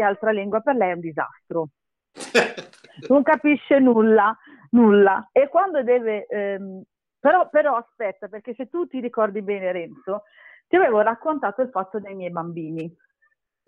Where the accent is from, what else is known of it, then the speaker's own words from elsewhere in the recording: Castellammare di Stabia, Campania, Italy; now in Milan, Italy; noi veniamo dalla provincia di Napoli, Castellammare